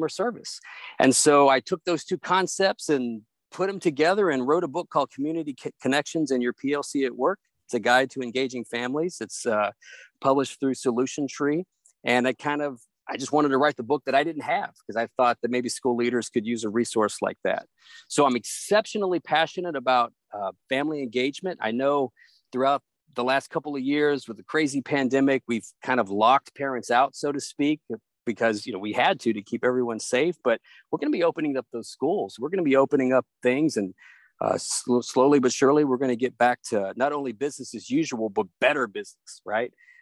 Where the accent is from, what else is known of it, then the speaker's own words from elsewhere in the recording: Hardin County, Tennessee, United States; also born or lived in Northern Virginia; now in Washington, D.C. area, United States; I grew up in a small town in Tennessee. Shout out to Hardin County, Tennessee